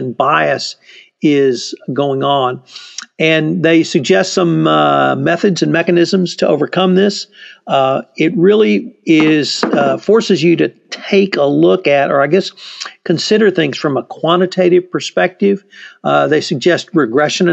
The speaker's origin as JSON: {"language": "English", "region": "the South", "country": "United States", "said": "as a Southerner"}